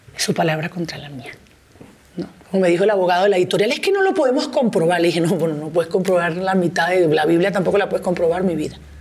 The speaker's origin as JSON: {"language": "Spanish", "country": "Venezuela", "moved": "as an adult", "lives_now": "Mexico", "said": "En mi país"}